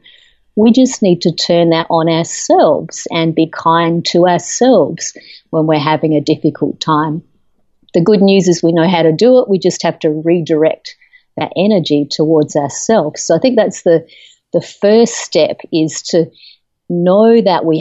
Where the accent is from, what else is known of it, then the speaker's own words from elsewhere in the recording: Australia; moved away as an adult; now in United States; I'm originally from Australia. I've lived in the United States for about 13 years